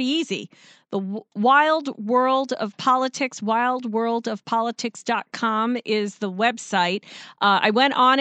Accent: Long Island, New York, United States; now in South Carolina, United States; I grew up on Long Island

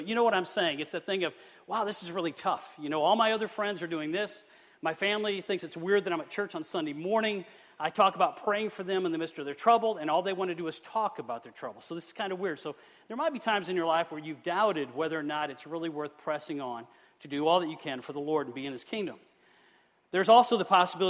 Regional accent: Flint, Michigan, United States; I am from Michigan, the city of Flint

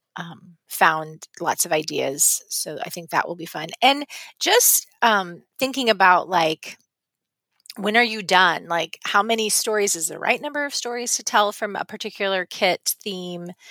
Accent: West Coast, United States; moved away; I grew up on the West Coast

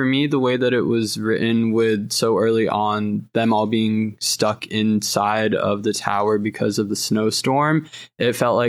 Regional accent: North Carolina, United States; growing up in North Carolina

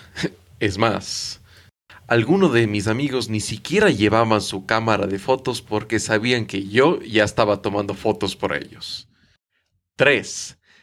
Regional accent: Ecuador; soy de Ecuador

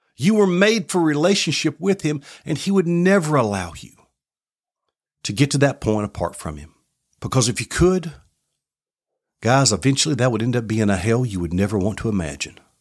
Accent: Southeast Tennessee, United States; I grew up in Southeast Tennessee in a middle-class home

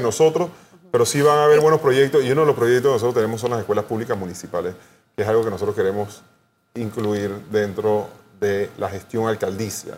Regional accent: Panama; como panameños

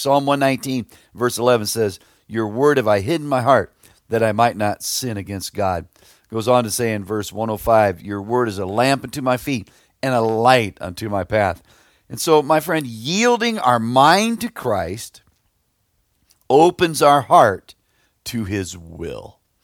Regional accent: Plymouth, Indiana, United States; I grew up near Plymouth, Indiana, out in the country

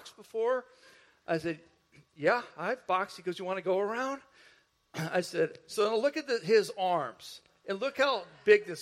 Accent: northwest Indiana, United States; I grew up in Indiana, the northwest part of Indiana, which was right near Chicago

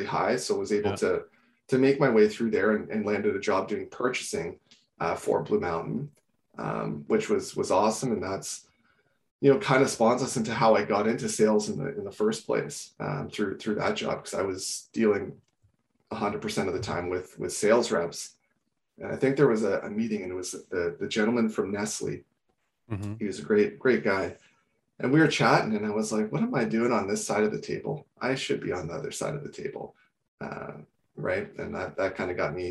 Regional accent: Kitchener, Ontario, Canada; moved away as an adult; also born or lived in Peterborough / Michigan / Acadia / Australia; So I'm from Kitchener. Born and raised in Kitchener

